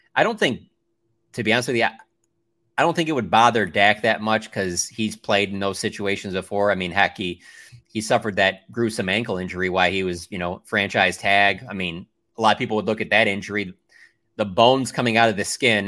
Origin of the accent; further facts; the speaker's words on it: Detroit, Michigan, United States; now in Texas, United States; I'm originally from Detroit